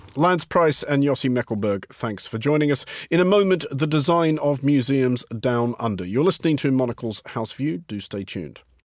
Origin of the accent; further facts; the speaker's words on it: Australia; moved away; I didn't really even get a chance to struggle with languages at school in Australia